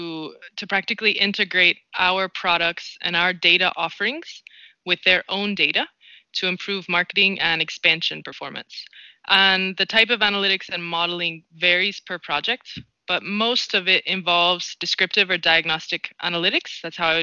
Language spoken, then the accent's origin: English; North Carolina, United States; moved away as an adult; now in Madrid, Spain; I'm from North Carolina, and moving to Madrid, Spain was a shock at the start